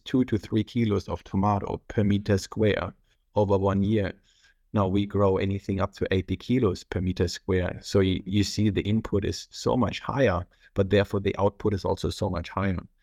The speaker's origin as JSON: {"language": "English", "region": "North Rhine-Westphalia", "country": "Germany", "tie": "born or raised there", "second_language": "English", "moved": "as an adult", "lives_now": "Australia", "said": "I'm originally from Germany. I was born on the three border point next to the Netherlands and, and Belgium"}